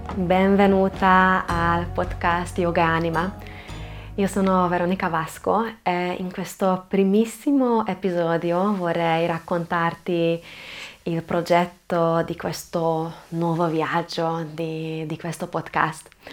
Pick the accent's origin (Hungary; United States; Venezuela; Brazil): Hungary; Budapest; Italian is a second language; now in Trieste, Italy; sono ungherese, sono nata e cresciuta a Budapest, ma ormai da tanti anni vivo in Italia, vivo proprio a Trieste